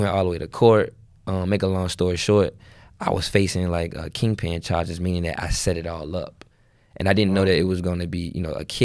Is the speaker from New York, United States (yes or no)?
no; Richmond, Virginia, United States; I'm from Richmond, Virginia, mm-hmm. uh, inner city, um, you know, and everything that comes with the inner city, you know, the hood, drugs, mm-hmm. killing.